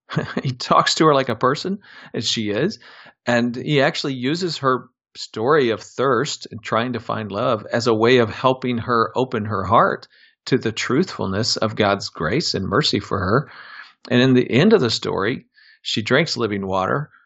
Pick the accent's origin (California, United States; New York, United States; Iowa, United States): Iowa, United States; Des Moines; I'm a Midwestern kid, born and raised in Des Moines, Iowa.